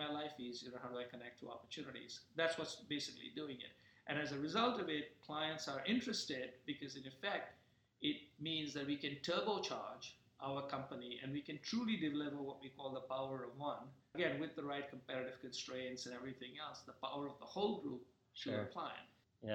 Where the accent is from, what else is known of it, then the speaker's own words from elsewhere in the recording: India; when I was growing up in India